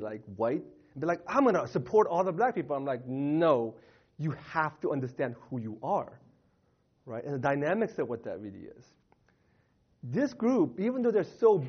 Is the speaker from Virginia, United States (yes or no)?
yes; Northern Virginia, United States; also born or lived in Southern California; now in California, United States; I'm originally from Virginia.